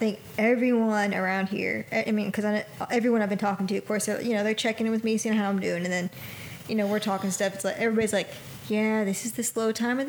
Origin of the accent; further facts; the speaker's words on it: Panama City, Florida, United States; moved away as an adult; now in Dothan, United States; we're both from Panama City. And, I mean, I worked in a cupcake place there.